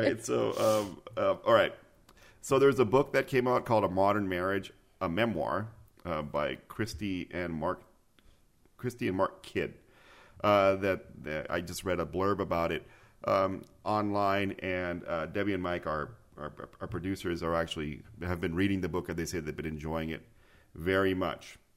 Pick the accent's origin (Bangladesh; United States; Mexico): Mexico; Mexico City; moved away; Mexico City is my hometown.